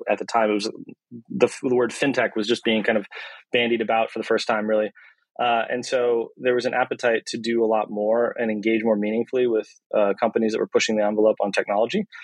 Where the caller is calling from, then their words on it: Marin, California, United States; Uh, I'm dialing in from uh, my home office in Marin.